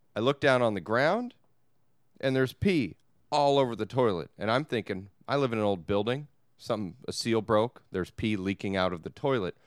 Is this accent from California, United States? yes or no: yes; Long Beach, California, United States; I'm from Long Beach.